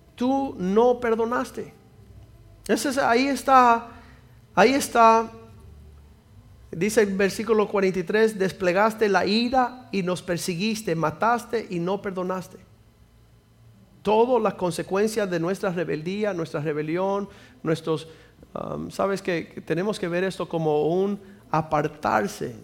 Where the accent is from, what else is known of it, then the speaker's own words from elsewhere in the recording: Cuba; soy cubano